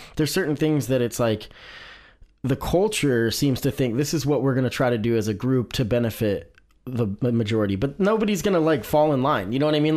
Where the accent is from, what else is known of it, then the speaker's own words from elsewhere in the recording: Salem, Oregon, United States; I grew up in Salem